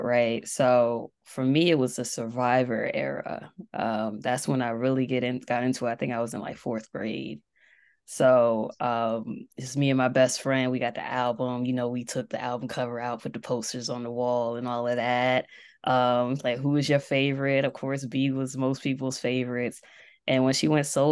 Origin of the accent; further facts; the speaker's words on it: East Coast, United States; I'm from the East Coast, currently in Delaware.